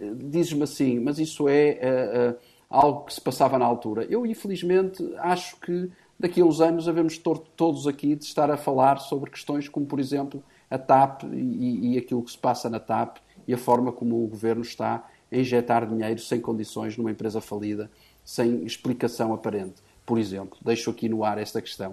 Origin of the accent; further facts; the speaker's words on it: Portugal; de nós enquanto portugueses